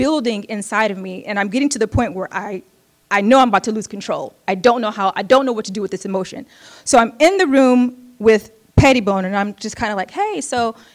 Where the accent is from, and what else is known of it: United States; also born or lived in Oakland, California